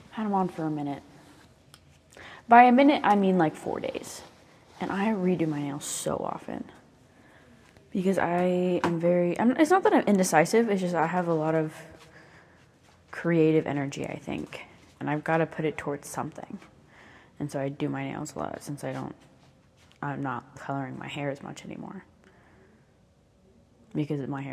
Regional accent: the South, United States; accent: southern; I just noticed my accent. There it is. It's not a negative thing to have a southern accent

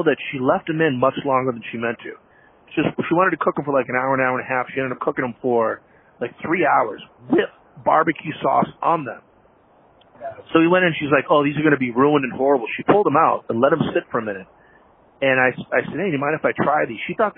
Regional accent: Massachusetts, United States; moved away as an adult; also born or lived in Seattle, Washington / St. Louis, Missouri; now in Chicago, United States; I was born in Seattle, moved to Massachusetts when I was 5, 6. And then when I was 18, I left and moved to St. Louis with my dad

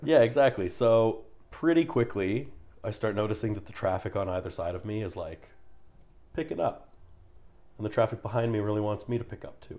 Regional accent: Canada; I'm a Canadian in Texas

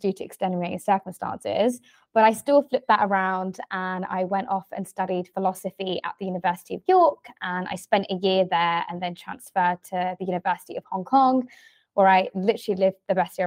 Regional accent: London, United Kingdom; I am born and raised in London, specifically in the southeast in Greenwich

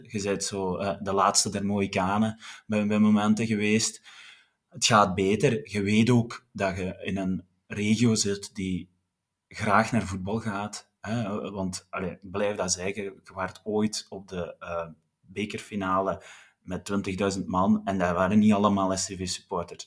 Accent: Wilderen, Flanders, Belgium; mensen die mij kennen weten dat ik van Wilderen afkomstig ben

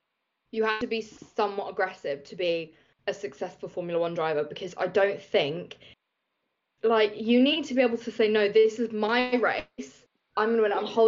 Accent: Reading, South East England, United Kingdom; I grew up in Reading

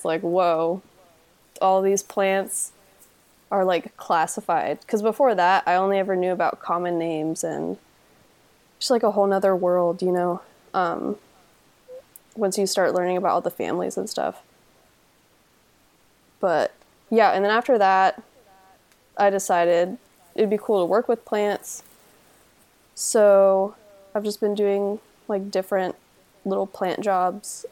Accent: Texas, United States; where I grew up in Texas is like pretty heavily developed

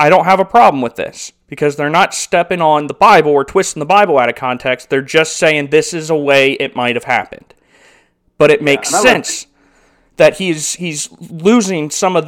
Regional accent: United States; as an American

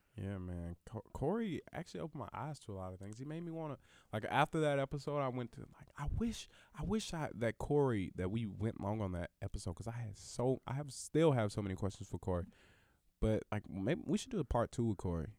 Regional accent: the South, United States; also born or lived in Alabama; there are more Mexicans at my school than there were black people 'cause I'm from the South

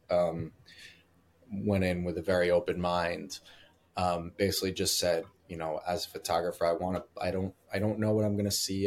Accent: United States; also born or lived in New Jersey; now in Brooklyn, United States; I grew up in New York and New Jersey

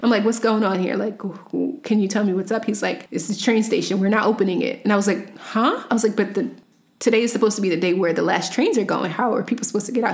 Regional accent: United States; I'm an American citizen

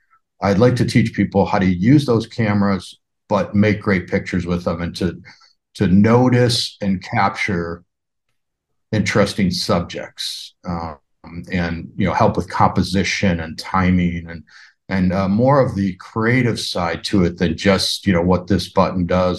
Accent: Chicago, Illinois, United States; From Chicago. I was a Lambda Chi down there.

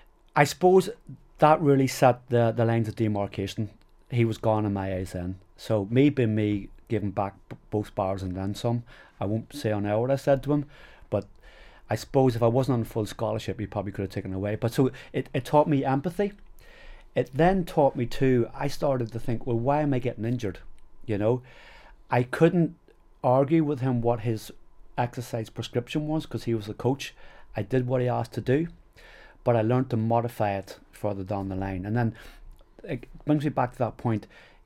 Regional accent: Enniskillen, Northern Ireland, United Kingdom; moved away as an adult; also born or lived in England / Australia / New Zealand; I'm from Fermanagh. I love Fermanagh. This was our county team.

